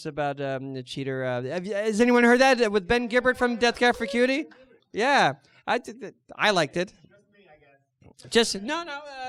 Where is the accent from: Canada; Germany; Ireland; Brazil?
Canada; Toronto, Ontario; from Toronto.